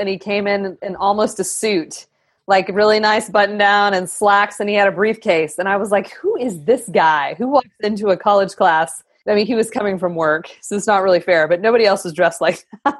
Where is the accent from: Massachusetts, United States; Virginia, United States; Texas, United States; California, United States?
Texas, United States; Lubbock; Well, I was from Lubbock, which is even worse.